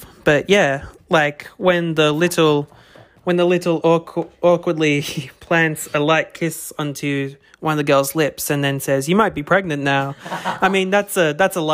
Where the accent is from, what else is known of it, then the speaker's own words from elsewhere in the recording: Australia; we're Australian